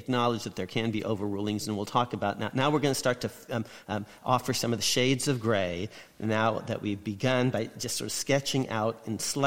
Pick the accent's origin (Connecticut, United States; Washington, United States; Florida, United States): Connecticut, United States; my home state, Connecticut